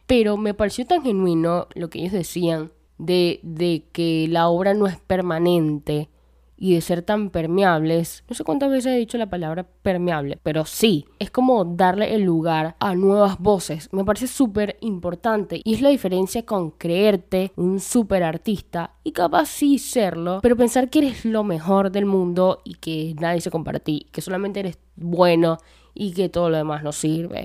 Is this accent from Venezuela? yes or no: yes; Venezuela; Yo soy de Venezuela